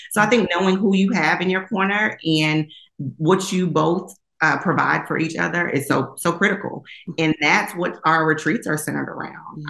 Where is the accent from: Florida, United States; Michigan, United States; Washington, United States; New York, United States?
New York, United States; Long Island; born and raised in Long Island, New York